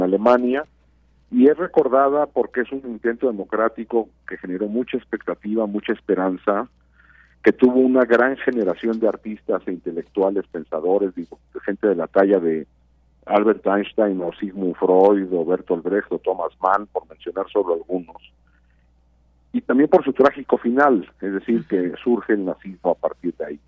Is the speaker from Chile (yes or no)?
no; Mexico; como mexicanas y mexicanos